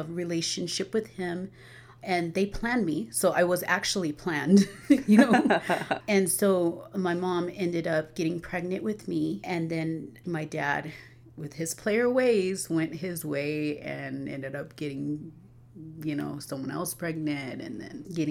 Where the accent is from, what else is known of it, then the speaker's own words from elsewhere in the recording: Albuquerque, New Mexico, United States; I was born and raised here in Albuquerque, New Mexico